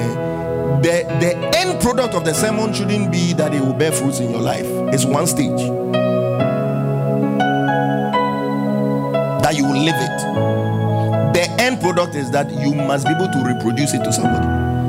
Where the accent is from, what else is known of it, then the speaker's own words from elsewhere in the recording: Ghana; I'm Ghanaian